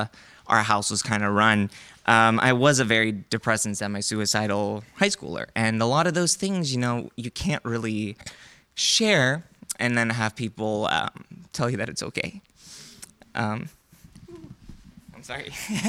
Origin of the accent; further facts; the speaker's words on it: China; also born or lived in United States; So I'm Korean. I was born in America. I grew up in China. And I don't really quite fit into any of those.